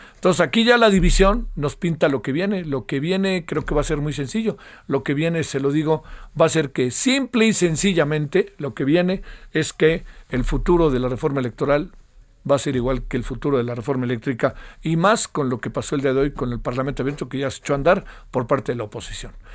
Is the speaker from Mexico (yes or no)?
yes; Mexico; en mi país